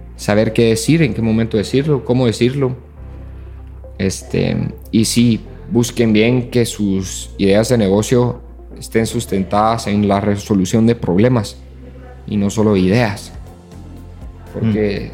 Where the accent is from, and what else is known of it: Guatemala